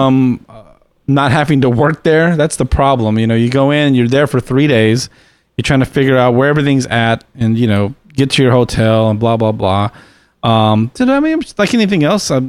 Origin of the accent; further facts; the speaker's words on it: Texas, United States; I'm from Texas